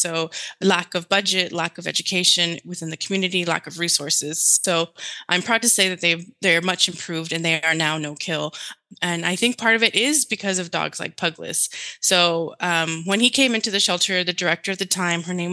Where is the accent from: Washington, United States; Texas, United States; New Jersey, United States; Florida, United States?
Texas, United States; Laredo; first language Spanish; English is a second language; my hometown, Laredo, Texas, border town